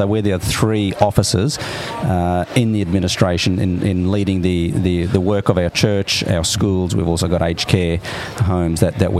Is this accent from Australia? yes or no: yes; Brisbane, Queensland, Australia; also born or lived in Stanthorpe; I was born in Brisbane.